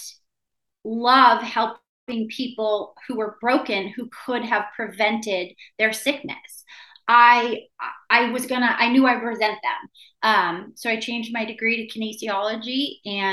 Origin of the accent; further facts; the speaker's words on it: Maine, United States; now in San Diego, United States; when I was a kid growing up in Maine